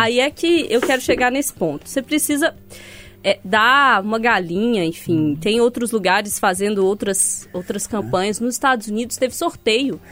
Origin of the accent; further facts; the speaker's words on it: Sete Lagoas, Minas Gerais, Brazil; now in Belo Horizonte, Brazil; Eu já tive muitos cachorros na minha infância, muitos em Sete Lagoas